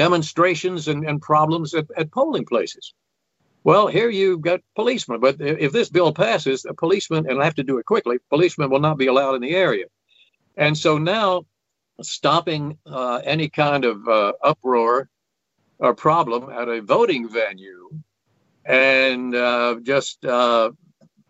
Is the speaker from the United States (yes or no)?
yes; southwest Virginia, United States; moved away as an adult; now in New Jersey, United States; the southwest corner of Virginia where I'd gone to high school